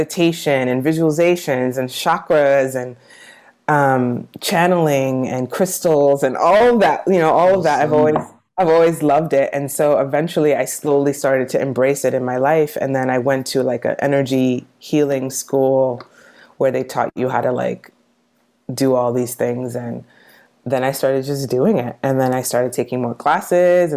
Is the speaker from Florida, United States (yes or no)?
no; New York City, New York, United States; I grew up in New York City